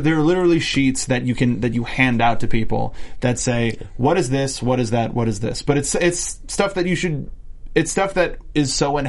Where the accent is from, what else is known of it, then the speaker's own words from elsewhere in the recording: Canada; I'm from Canada.